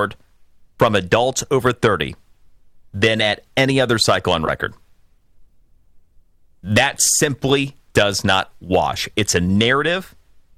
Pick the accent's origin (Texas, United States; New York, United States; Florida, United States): Florida, United States; my home state